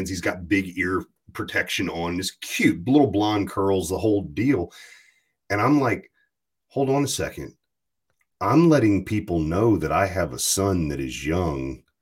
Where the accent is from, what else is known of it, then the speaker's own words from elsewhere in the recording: Amherst, Virginia, United States; Yeah. It's not Farmville. It's actually Amherst, Virginia, but it's farmland, Virginia.